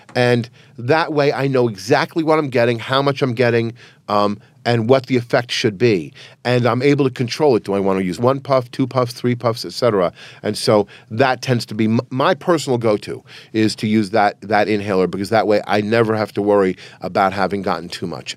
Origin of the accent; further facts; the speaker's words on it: New York City, New York, United States; my family's from Transylvania. I was born in New York City